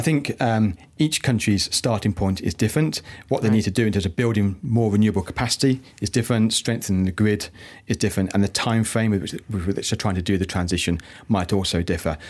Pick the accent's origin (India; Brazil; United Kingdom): United Kingdom; now in Malaysia; the UK, my my home country, uh, from where I'm from